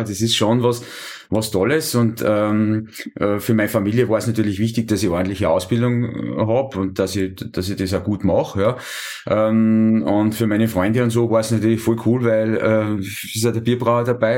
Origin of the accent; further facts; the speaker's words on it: Schladming, Styria, Austria; ich bin ja gebürtiger Einstaller, ich bin äh, in Schlaping aufgewachsen